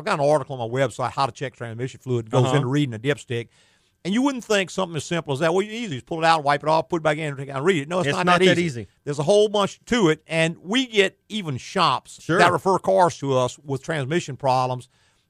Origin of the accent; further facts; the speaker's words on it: the South, United States; We're from the South.